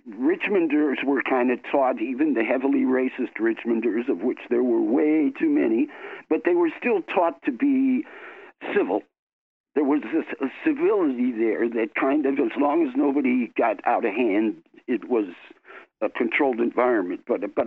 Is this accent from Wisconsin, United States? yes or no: yes; Milwaukee, Wisconsin, United States; also born or lived in New York; I was born in New York, but we went to school in Milwaukee, exactly.